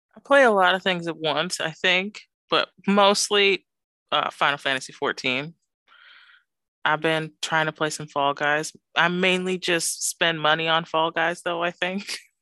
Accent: Southern California, United States; moved away; also born or lived in Syracuse, New York; I'm originally from Southern California

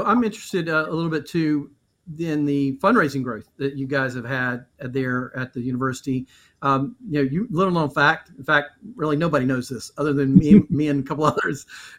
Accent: Western North Carolina, United States; growing up in Western North Carolina, obviously held Appalachian State in high regard.

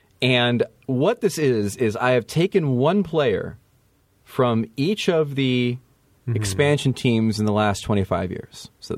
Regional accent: Central New Jersey, United States; I'm from New Jersey. I play it fast and loose with the scientific terminology sometimes. We just use a lot of colloquial slang. In Central Jersey, we call it goo.

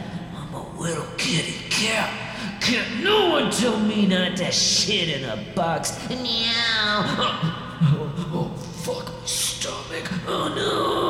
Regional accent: Midwest, United States; I'm from the Midwest.

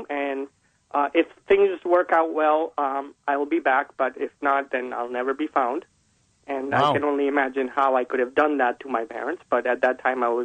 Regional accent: Vadodara, Gujarat, India; moved away; I was originally from Baroda

